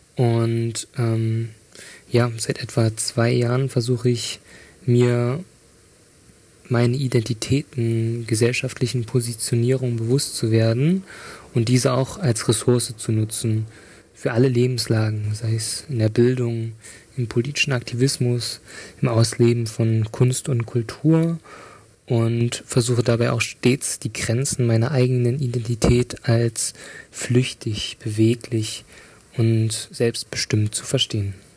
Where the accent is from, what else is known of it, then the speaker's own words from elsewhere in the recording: Riesa, Saxony, Germany; moved away as an adult; also born or lived in Dresden; ich habe meine Kindheit und Jugend in Riesa verbracht